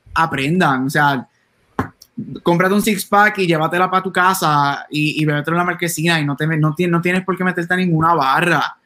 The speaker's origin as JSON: {"language": "Spanish", "country": "Puerto Rico", "said": "en Puerto Rico nosotros somos boricuas"}